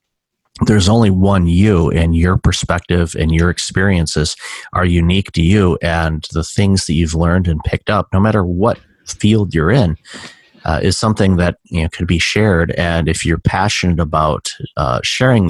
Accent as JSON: {"language": "English", "town": "Detroit", "region": "Michigan", "country": "United States", "moved": "yes", "lives_now": "Toronto, Canada", "said": "I'm calling you from Toronto. I'm originally from Detroit"}